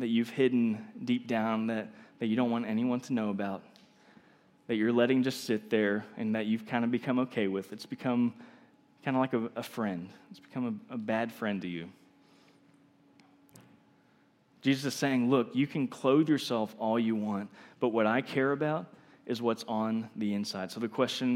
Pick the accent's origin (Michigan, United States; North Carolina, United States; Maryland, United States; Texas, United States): Texas, United States; I'm from Texas